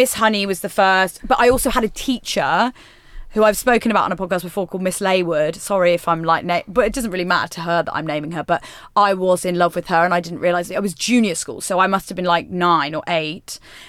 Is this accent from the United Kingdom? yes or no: yes; West Midlands, United Kingdom; Yes, so I'm from near sort of like the West Midlands I'm from.